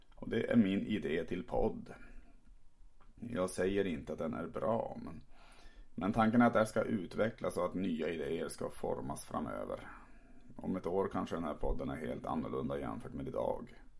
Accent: Tärnaby, Västerbotten County, Sweden; now in Malmö, Sweden; pratar som jag gör för att jag växte upp i Tärnaby uppe i Lappland

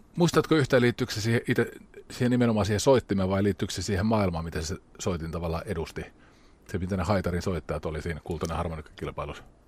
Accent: Rauma, Satakunta, Finland; Mä oon itse Raumalta

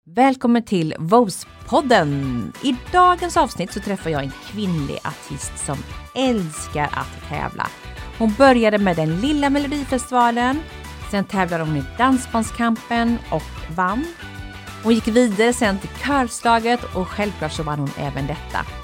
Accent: Mullsjö, Jönköping County, Sweden; jag är ju från Mullsjö.

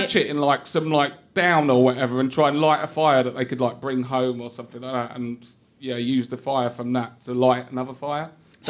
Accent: East of England, United Kingdom; born or raised there

